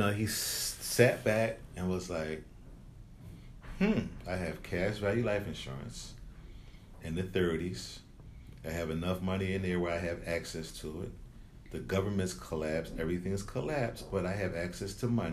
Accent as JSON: {"language": "English", "town": "Philadelphia", "region": "Pennsylvania", "country": "United States", "tie": "born or raised there", "said": "growing up in Philly, there was this certain mall that was like the Gallery Mall"}